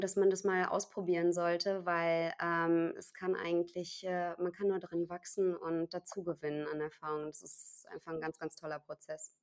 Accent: Cologne, North Rhine-Westphalia, Germany; moved away as an adult; ich bin zwar gebürtige Kölnerin und ähm, habe meine Stadt immer geliebt äh, aus, aus vollem Herzen, war also auch nie zum Studium oder mal irgendwie für, ein, für einen Job irgendwo anders

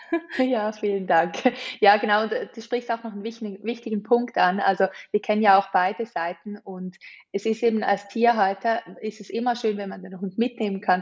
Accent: Switzerland; wir sind Schweizer

